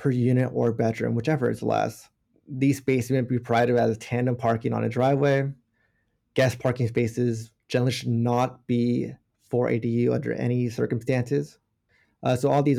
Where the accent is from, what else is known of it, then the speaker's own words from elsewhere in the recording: Monterey County, California, United States; I'm born and raised in Monterey County